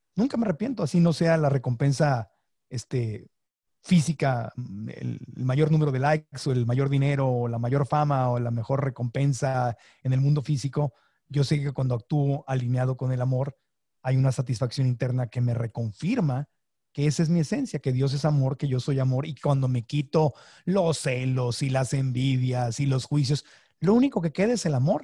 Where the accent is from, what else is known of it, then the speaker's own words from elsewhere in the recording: Sonora, Mexico; crecí en Sonora